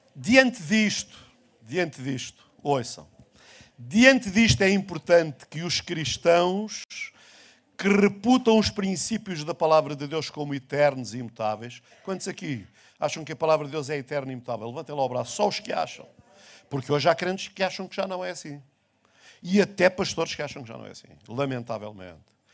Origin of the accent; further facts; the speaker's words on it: Portugal; o mundo onde eu nasci, o Portugal onde eu cresci, já não existe mais